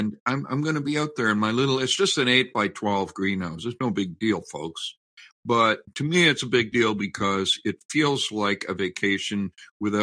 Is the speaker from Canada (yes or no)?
yes; Canada; the pride I have in being a Canadian, a fifth generation Canadian